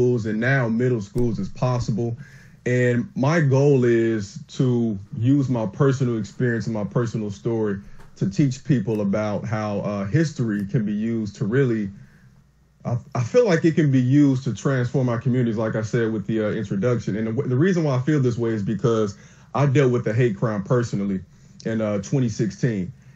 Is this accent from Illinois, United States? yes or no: yes; Chicago, Illinois, United States; I'm from Chicago, from the south side, but I'm a high school teacher now in the suburbs.